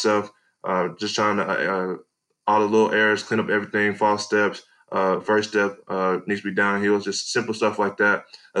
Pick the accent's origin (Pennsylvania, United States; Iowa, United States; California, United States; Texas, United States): Texas, United States; Edgewood; moved away; I'm originally from East Texas, Edgewood, Texas.